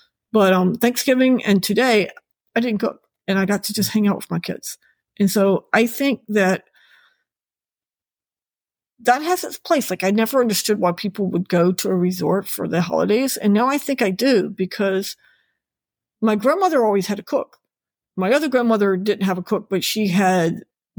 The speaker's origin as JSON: {"language": "English", "region": "Virginia", "country": "United States", "tie": "born or raised there", "moved": "yes", "lives_now": "Florida, United States", "said": "my home state of Virginia"}